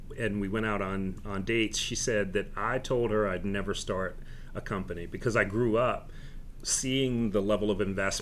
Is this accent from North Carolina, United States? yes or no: yes; Durham, North Carolina, United States; moved away; also born or lived in Charlotte; I grew up in Durham in a family of entrepreneurs.